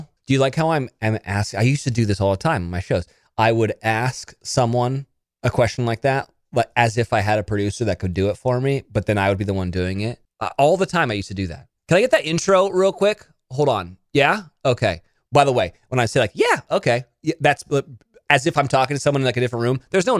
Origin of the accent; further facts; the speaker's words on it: Monterey, California, United States; born there; I was born in Monterey, California, which is where they film Big Little Lies.